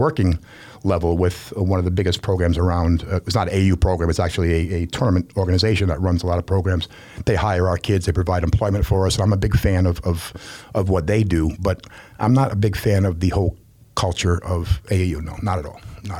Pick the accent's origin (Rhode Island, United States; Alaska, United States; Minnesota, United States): Rhode Island, United States; I'm from Rhode Island, so it's a small state